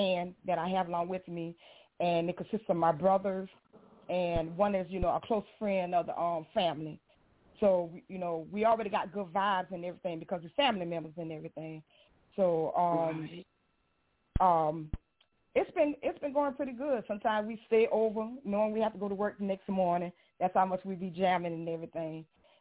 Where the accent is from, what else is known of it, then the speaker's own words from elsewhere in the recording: Blackville, South Carolina, United States; I am from Blackville, South Carolina